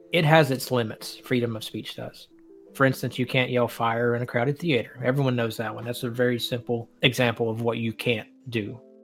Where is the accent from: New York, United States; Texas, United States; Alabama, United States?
Alabama, United States; Northeast; moved away as an adult; also born or lived in San Diego, California; I'm just a white boy from Northeast Alabama